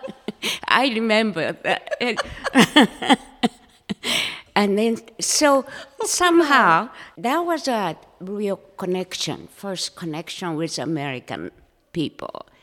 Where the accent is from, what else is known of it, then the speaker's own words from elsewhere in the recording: Japan; first language Japanese; English is a second language; moved away as an adult; also born or lived in Manchuria, China / Orange County, California; now in Coeur d'Alene, United States; I was raised in Japan.